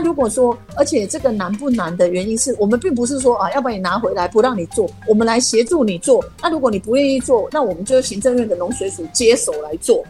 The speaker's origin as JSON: {"language": "Chinese", "region": "Nantou County", "country": "Taiwan", "tie": "born or raised there", "said": "我是南投长大的，我希望南投好"}